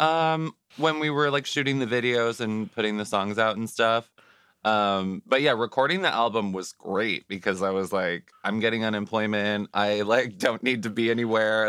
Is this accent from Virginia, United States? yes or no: no; Juneau, Alaska, United States; now in New York, United States; I'm from Juneau